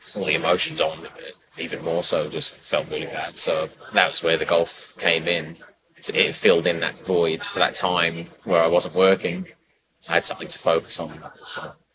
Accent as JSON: {"language": "English", "town": "Bangor", "region": "Wales", "country": "United Kingdom", "tie": "born or raised there", "also_born_or_lived": "New Zealand", "moved": "as an adult", "lives_now": "Brisbane, Australia", "said": "born and bred in Wales. Yeah. Bangor."}